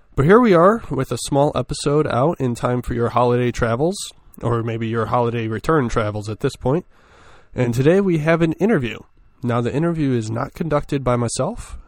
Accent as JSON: {"language": "English", "region": "Michigan", "country": "United States", "said": "my home state"}